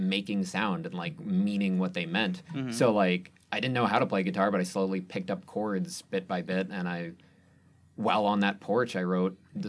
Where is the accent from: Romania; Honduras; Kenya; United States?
United States; Delta, Ohio; I'm from a little town called Delta, Ohio